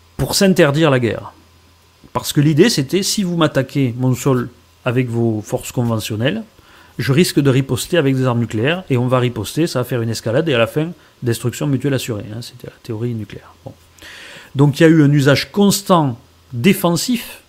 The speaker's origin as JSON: {"language": "French", "country": "France", "said": "En tant que Français"}